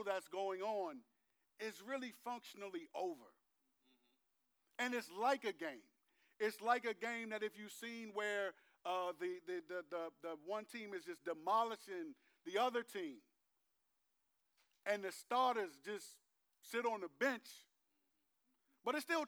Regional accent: Landover, Maryland, United States; I'm from Landover, not just that I went to Bowie High School and graduated from there, not just that I'm a native Prince Georgian

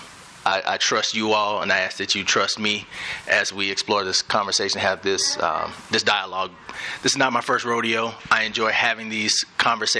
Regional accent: Birmingham, Alabama, United States; moved away as an adult; also born or lived in Miami / Atlanta / Dallas; now in Denver, United States; I grew up in Birmingham, and my parents grew up in Birmingham as well.

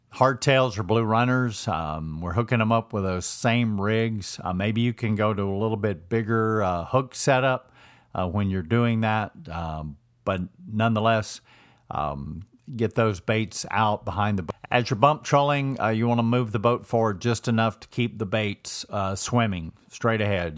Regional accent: Georgia, United States; moved away; I grew up, I was born and raised in Georgia

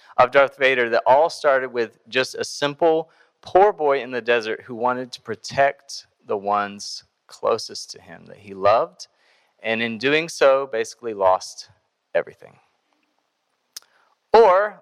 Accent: Greensboro, North Carolina, United States; also born or lived in Iowa; I grew up here in Greensboro.

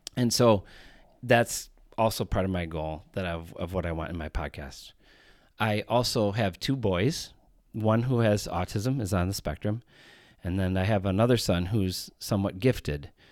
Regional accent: Chicago, Illinois, United States; I am from Chicago, Illinois.

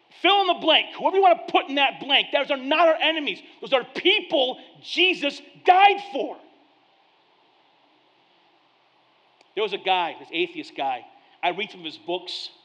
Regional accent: United States; I am an American

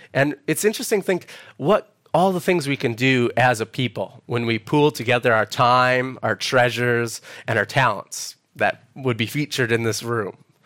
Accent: Edmonton, Alberta, Canada; moved away as an adult; now in Perth, Australia; I'm originally from Edmonton, Alberta, Canada

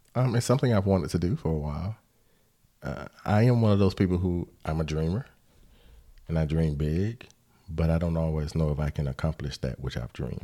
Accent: Decatur, United States; I grew up in Decatur

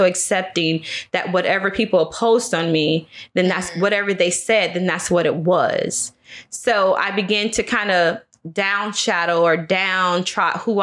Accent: Maitland, Florida, United States; also born or lived in Vero Beach, Florida; I was raised in Maitland, Florida

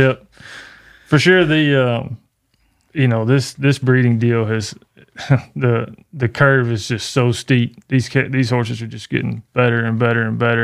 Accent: Canton, Texas, United States; right here in my hometown

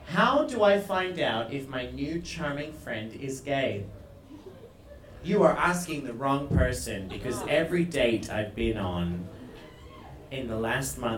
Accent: Australia; first language English; now in Iceland; an Australian living in Iceland

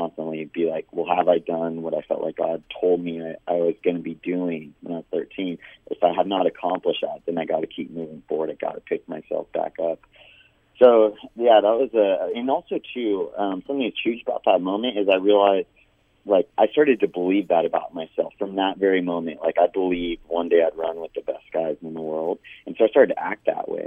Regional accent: Big Bear Lake, California, United States; the lake in Big Bear, where I was living at the time and where I grew up in Southern California

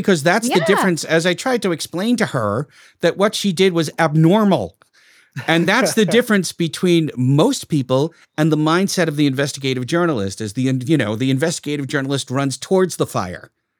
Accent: Brooklyn, New York, United States; accent: Brooklyn; My Brooklyn accent could be a lot worse than this. Then I could talk like that. Then I really sound like I'm from Brooklyn.

